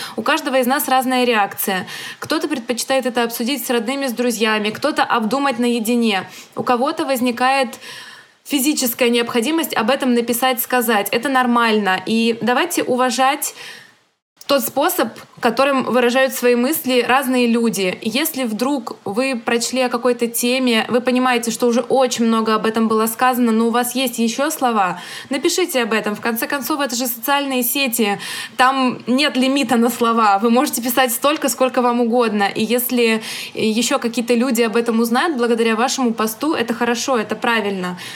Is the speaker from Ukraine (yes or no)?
yes; Ukraine; я родилась в Украине, но из-за советской власти у нас в том числе русский язык — это второй родной язык для многих людей, для центральной Украины.